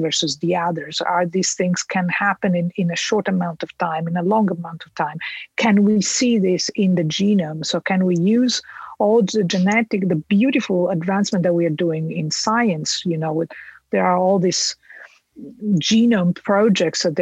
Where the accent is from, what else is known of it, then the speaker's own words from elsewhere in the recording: Italy; moved away as an adult; I come from Italy, I did my PhD in Italy